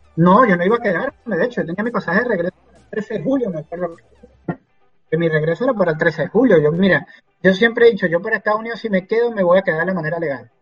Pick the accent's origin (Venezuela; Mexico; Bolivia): Venezuela; moved away as an adult; now in United States